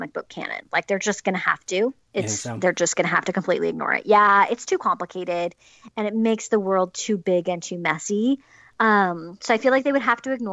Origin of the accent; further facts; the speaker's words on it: Utah, United States; now in Southern California, United States; I grew up in Utah, let's be real. I now live in Southern California in the suburbs.